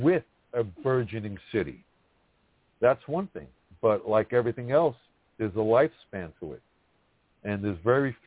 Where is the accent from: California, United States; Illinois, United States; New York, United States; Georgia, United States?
New York, United States; New York City; even as a New Yorker and a Brooklynite